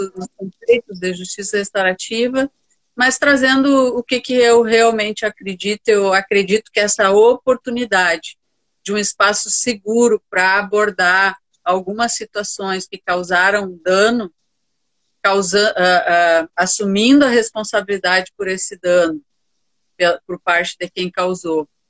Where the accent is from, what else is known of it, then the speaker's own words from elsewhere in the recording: Santa Maria, Rio Grande do Sul, Brazil; E sou de Santa Maria, do, do coração do Rio Grande, nascida e criada